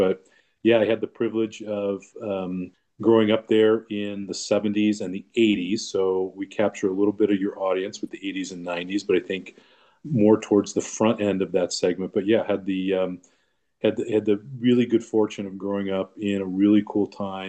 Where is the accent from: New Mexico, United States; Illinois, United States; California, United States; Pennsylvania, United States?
California, United States; Long Beach; also born or lived in Orange County, California; I'm born and raised in Southern California in the beautiful city of Long Beach.